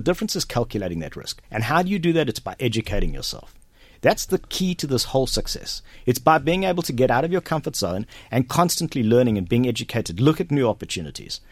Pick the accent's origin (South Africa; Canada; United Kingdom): South Africa; Durban, KwaZulu-Natal; moved away as an adult; also born or lived in Johannesburg, South Africa; now in Kells, Ireland; I grew up in South Africa, been there for 42 years. Um, I was born and raised there in Durban